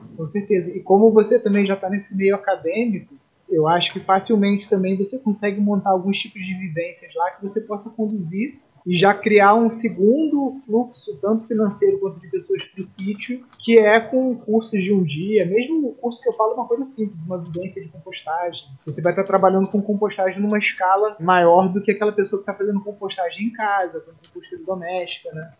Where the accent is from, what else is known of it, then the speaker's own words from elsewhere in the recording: Brazil; nós acima de tudo, somos brasileiros